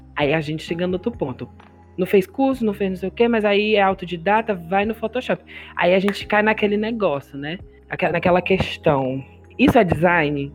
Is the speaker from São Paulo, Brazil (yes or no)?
no; Fortaleza, Ceará, Brazil; todos nós somos de Fortaleza, né? Fortaleza, Ceará